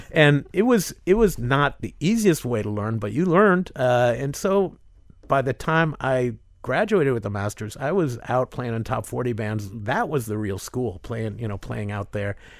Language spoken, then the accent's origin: English; Miami, Florida, United States; also born or lived in Northern Michigan; growing up in Miami